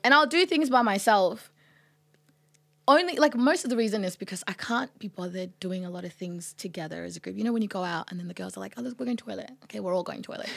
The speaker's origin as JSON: {"language": "English", "country": "Australia", "tie": "born or raised there", "also_born_or_lived": "Sudan", "said": "I grew up in Australia"}